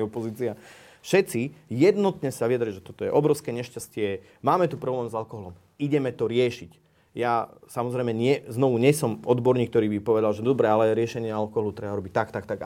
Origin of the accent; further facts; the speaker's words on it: Slovakia; moved away; also born or lived in Iceland; ja som teda Slovák